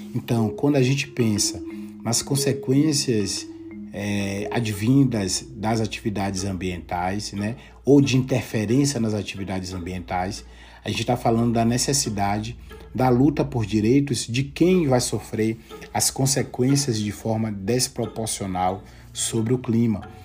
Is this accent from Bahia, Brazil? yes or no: yes; interior of Bahia, Brazil; moved away as an adult; also born or lived in Brasília, Brazil; now in Salamanca, Spain; sou baiano do interior da Bahia